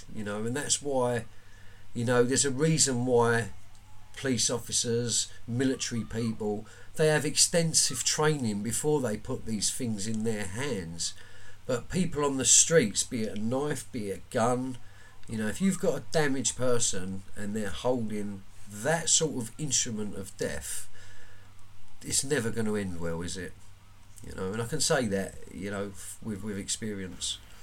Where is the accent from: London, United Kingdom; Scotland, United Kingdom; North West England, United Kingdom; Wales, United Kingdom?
London, United Kingdom; I'm from Woolwich Common.